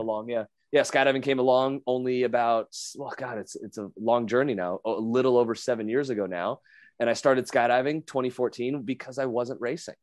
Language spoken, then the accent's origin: English; Las Vegas, Nevada, United States; my hometown